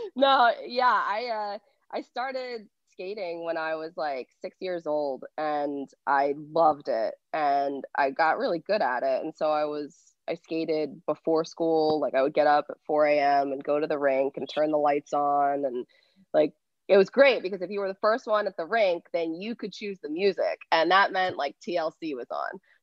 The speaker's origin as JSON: {"language": "English", "area": "outside Philadelphia", "region": "Pennsylvania", "country": "United States", "tie": "born or raised there", "said": "I grew up outside of Philly, um, like 45 minutes outside"}